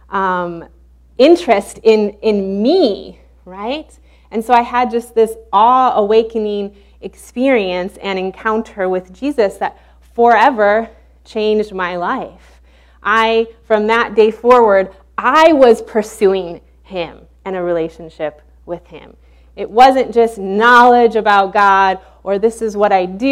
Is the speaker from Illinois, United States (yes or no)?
yes; Illinois, United States; moved away as an adult; also born or lived in Baton Rouge, Louisiana; we're originally from Illinois